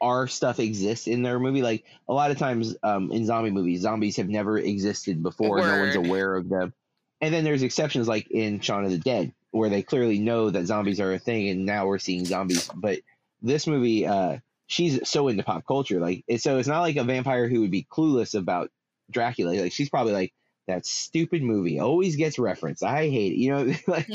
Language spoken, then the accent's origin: English; United States; as an American